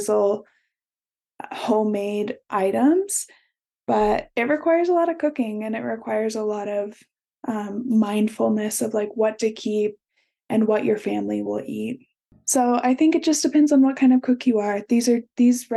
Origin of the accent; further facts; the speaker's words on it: Midwest, United States; I grew up in the Midwest